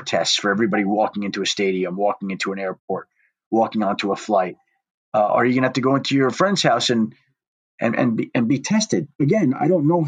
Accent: New York, United States; moved away; also born or lived in Colorado; I'm from New York

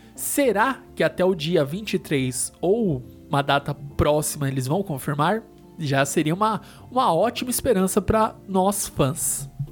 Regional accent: São Paulo, Brazil; a gente é aqui de São Paulo

